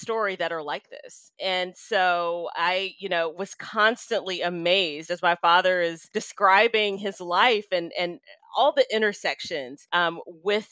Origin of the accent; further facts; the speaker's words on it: Memphis, Tennessee, United States; growing up in Memphis, Tennessee, as I did